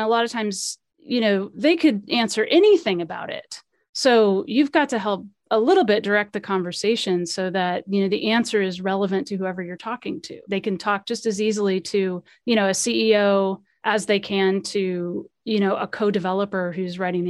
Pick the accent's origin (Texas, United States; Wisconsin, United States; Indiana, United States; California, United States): California, United States; born there; I was born in, you know, I was born in California.